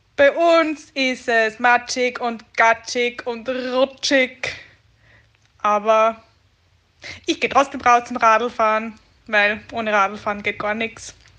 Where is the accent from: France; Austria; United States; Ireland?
Austria; Bei uns in Österreich